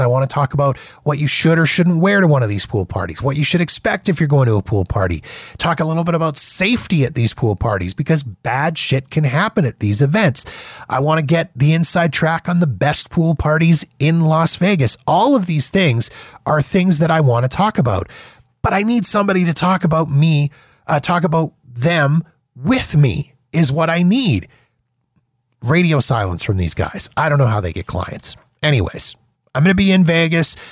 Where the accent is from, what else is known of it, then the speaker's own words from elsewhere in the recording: Calgary, Alberta, Canada; a boy from my hometown, W W F champ, uh, Bret the Hitman Hart. from where I'm in right now, Calgary, Alberta, Canada